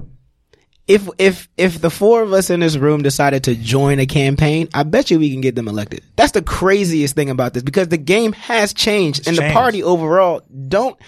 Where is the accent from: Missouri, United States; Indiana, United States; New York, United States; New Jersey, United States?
New York, United States; New York City; as a New Yorker